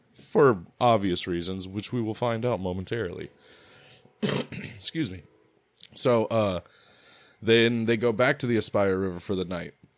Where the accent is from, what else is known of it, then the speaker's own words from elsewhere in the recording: United States; I'm American